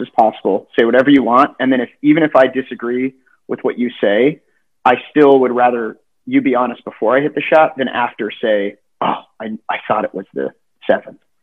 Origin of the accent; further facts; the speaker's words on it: Southern California, United States; growing up in Southern California, I, I understand Spanish better